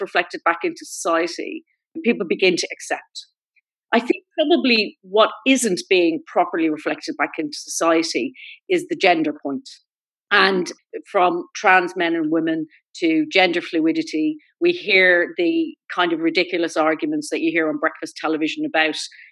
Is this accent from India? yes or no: no; Ireland; My experience as an Irish gay woman